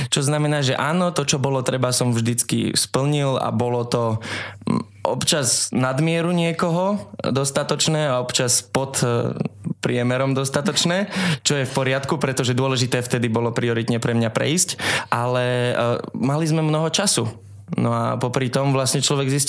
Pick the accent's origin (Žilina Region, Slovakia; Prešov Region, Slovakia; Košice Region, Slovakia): Žilina Region, Slovakia; Liptov; also born or lived in Likavka; Áno, áno, pochádzam z Liptova.